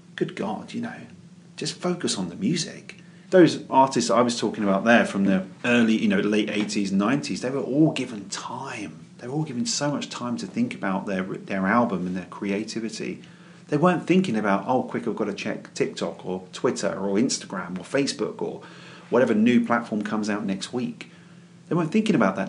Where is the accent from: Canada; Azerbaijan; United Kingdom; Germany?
United Kingdom; London; moved away as an adult; also born or lived in Crystal Palace / West Croydon / Woodhatch, Reigate; now in Reigate, United Kingdom; I was born and raised in West Norwood